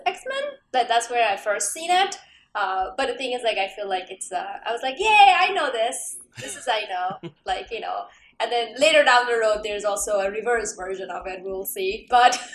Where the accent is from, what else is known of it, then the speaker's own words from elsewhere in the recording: Canada; as a Canadian